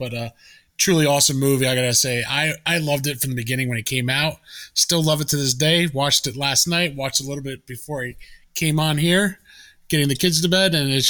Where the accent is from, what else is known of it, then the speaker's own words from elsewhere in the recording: Rutherford, New Jersey, United States; I'm from Rutherford, technically.